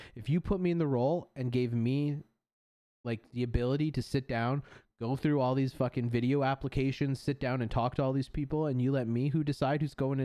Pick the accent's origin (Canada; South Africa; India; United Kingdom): Canada; I say that as a Canadian. I love my country